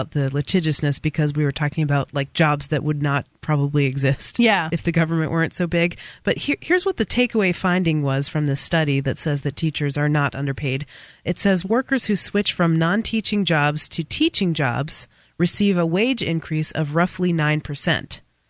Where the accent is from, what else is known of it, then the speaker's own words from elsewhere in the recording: New Hampshire, United States; I happen to be born in New Hampshire, so I'm a New Hampshirean. And I'm an American.